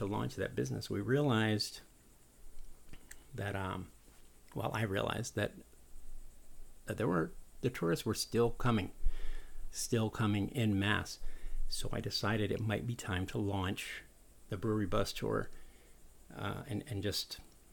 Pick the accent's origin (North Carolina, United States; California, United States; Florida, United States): California, United States; San Diego; also born or lived in Daytona; now in Daytona Beach, United States; I grew up in San Diego, a tourist town